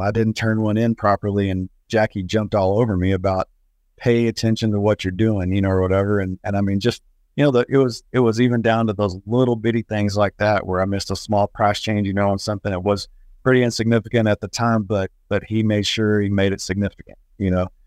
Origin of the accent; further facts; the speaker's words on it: Abilene, Texas, United States; moved away as an adult; now in Lubbock, United States; I was from Abilene, moved to Lubbock in February of two thousand to be a produce buyer.